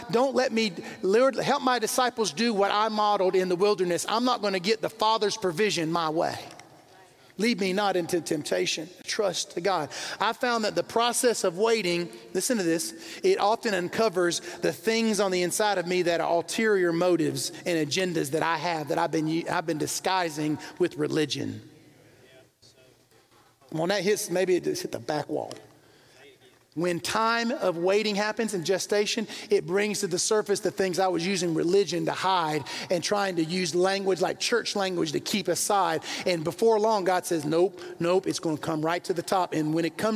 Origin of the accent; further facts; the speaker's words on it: the South, United States; When I was growing up, I grew up in the South